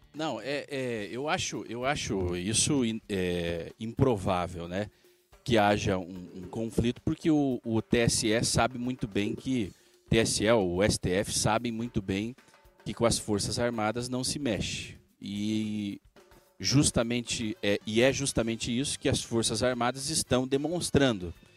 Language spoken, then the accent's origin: Portuguese; Brazil; Somos nós, nós brasileiros.